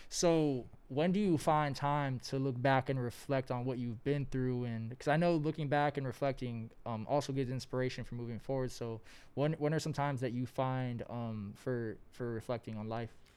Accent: Los Angeles, California, United States; I've been born and raised in Los Angeles out here

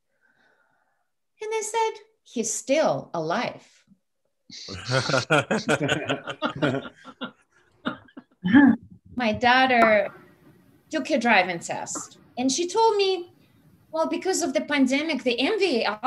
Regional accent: Russia; moved away; I'm Russian. I'm from Russia.

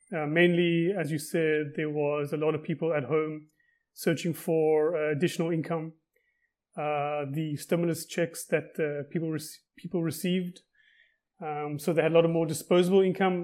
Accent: Cape Town, Western Cape, South Africa; moved away as an adult; now in Israel; I'm originally from Cape Town, South Africa, and moved to Israel about twelve years ago

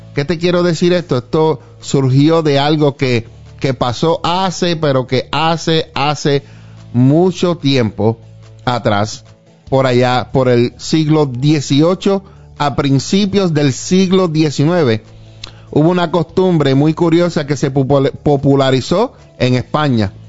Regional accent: Puerto Rico; now in Arlington, United States; yo cuando crecía en Puerto Rico

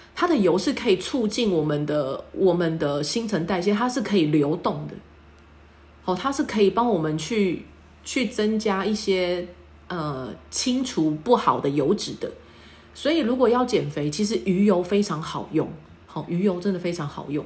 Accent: Taiwan; 我们台湾人的身体来讲呢，糖尿病特别的多，因为台湾人也，也蛮爱喝饮料的

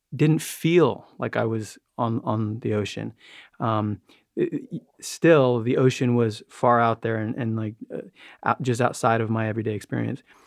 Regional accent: New York, United States; I grew up in New York

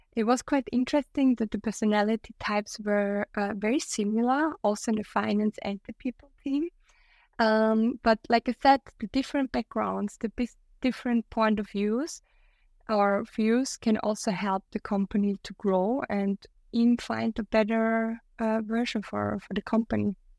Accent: Austria; I'm from Austria, my partner lives in Germany

